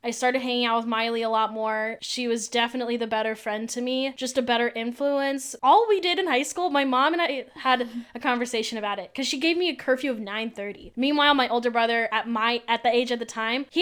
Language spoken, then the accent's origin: English; Ventura County, California, United States; I'm originally from Ventura County, which is an hour and a half north of Orange County